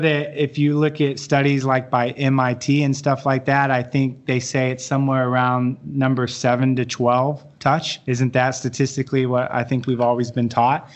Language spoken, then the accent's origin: English; Dallas, Texas, United States; I'm from Dallas